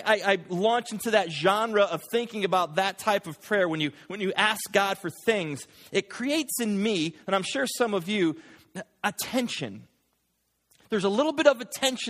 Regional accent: United States; we, as an American Christian culture

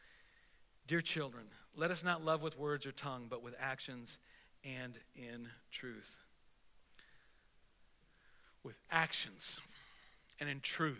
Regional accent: United States; I am an American, I'm a taxpaying American

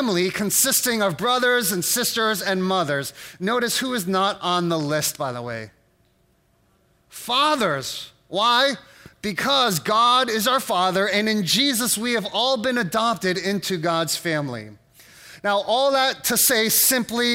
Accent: United States; as an American

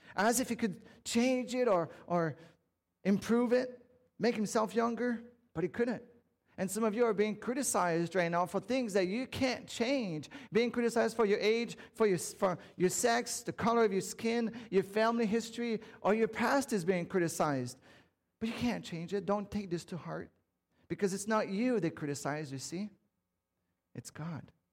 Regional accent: Canada; I'm French Canadian

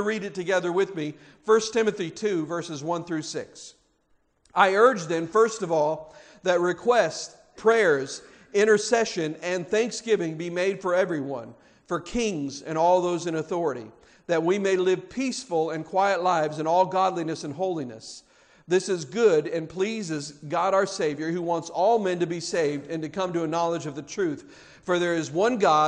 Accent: United States; We are blessed to have been born and raised in the United States of America

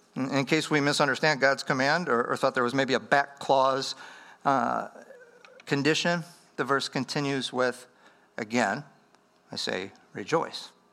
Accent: Wisconsin, United States; moved away; I'm from Wisconsin, up in the upper Midwest.

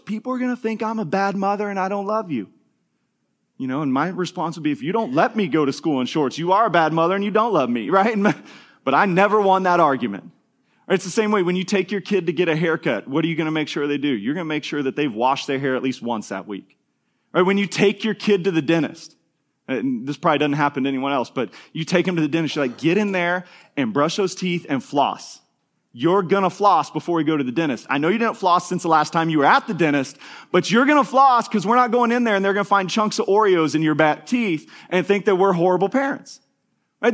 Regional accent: Kansas, United States; an elementary school kid, we grew up in Kansas

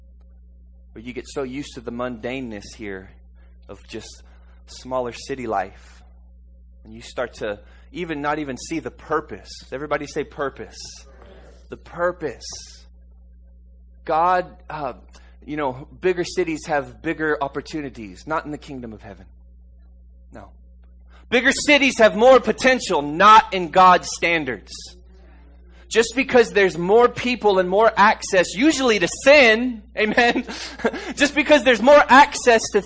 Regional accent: Harlingen, Texas, United States; also born or lived in Tulsa, Oklahoma; our home state where we grew up, Harlingen, Texas

